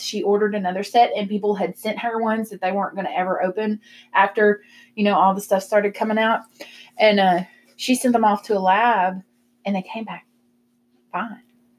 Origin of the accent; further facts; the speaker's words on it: the South, United States; we're from the South.